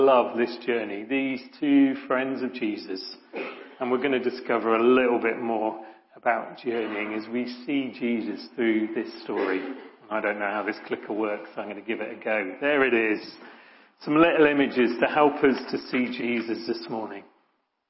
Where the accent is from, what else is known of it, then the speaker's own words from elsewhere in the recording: Ilfracombe, South West England, United Kingdom; As a kid, I grew up in Ilfracombe, sunny Ilfracombe, little Victorian sort of seaside place in North Devon